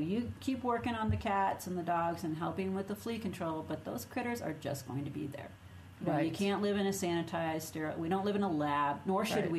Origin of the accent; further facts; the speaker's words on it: Minnesota, United States; accent: Minnesota; If you say it funny, just say it's my accent. That's a Minnesota accent.